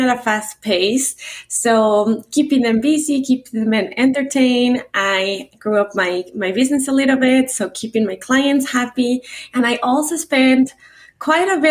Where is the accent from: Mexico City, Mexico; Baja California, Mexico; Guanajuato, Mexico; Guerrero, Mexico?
Mexico City, Mexico; English is a second language; now in United States; I was born and raised in Mexico City in a very traditional culture with a very traditional dad. I moved to the States without speaking the language